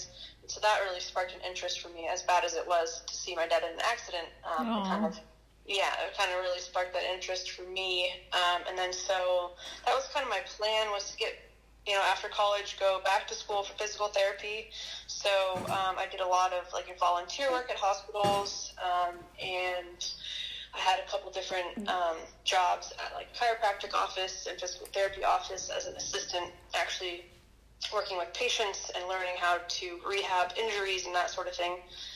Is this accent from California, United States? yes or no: yes; San Francisco area, Northern California, United States; growing up in California, you know, the outdoors are super accessible, especially in Northern California and in the San Francisco area